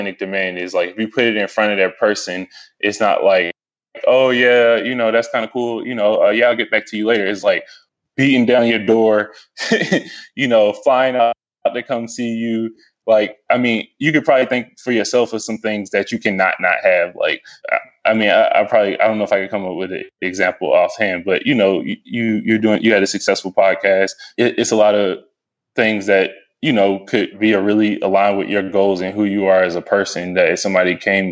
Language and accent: English; Stone Mountain, Georgia, United States; also born or lived in Lithonia, Georgia / Snellville, Georgia / Atlanta, Georgia; I was born and raised in Stone Mountain